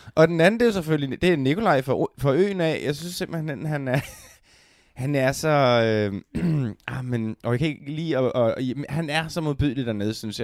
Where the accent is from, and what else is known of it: Denmark